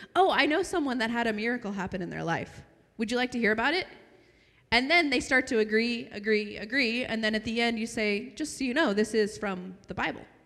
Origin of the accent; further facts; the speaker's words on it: United States; now in Arabian Peninsula; I'm from Washington